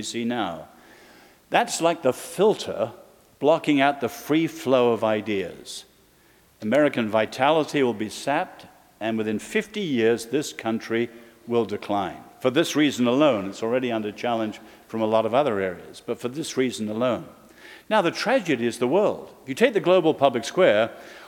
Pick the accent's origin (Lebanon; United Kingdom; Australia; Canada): United Kingdom; England; now in Virginia, United States; as an Englishman